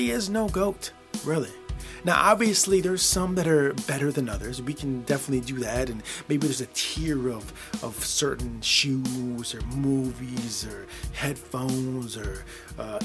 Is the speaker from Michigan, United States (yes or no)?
yes; Michigan, United States; born or raised there